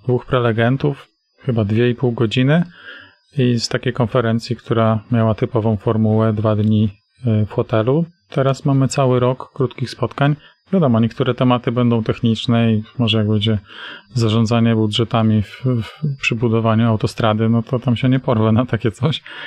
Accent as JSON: {"language": "Polish", "area": "Tricity", "region": "Pomeranian Voivodeship", "country": "Poland", "said": "Oba jesteśmy z Trójmiasta"}